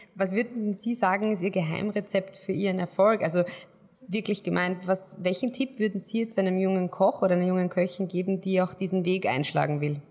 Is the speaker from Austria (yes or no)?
yes; Austria; als Österreicher